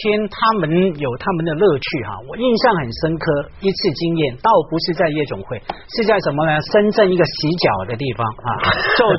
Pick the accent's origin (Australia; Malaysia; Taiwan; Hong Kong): Hong Kong; 我在香港一个区成长嘛，那个区叫湾仔，一个很草根